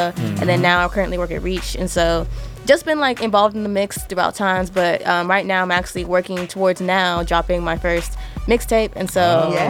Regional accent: Austin, Texas, United States; also born or lived in Nigeria; All right, so … I'm from Austin, Texas. I'm also Nigerian. You know, I was born there, right from my country.

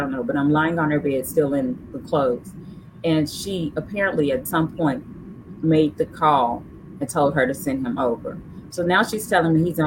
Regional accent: Memphis, Tennessee, United States; I'm from Memphis. My husband's from Memphis as well

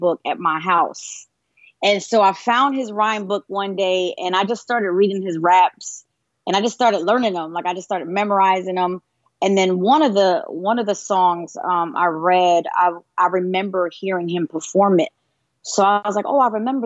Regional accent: Pennsylvania, United States; I was born, I'm from Pennsylvania. Born and raised up north

